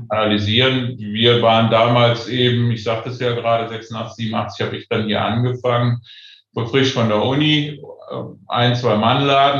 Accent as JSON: {"language": "German", "town": "Aachen", "region": "North Rhine-Westphalia", "country": "Germany", "tie": "born or raised there", "said": "ich bin Aachener, aber meine Eltern kommen aus allen Teilen der, Deut der Republik, aus dem Osten und aus Westfalen."}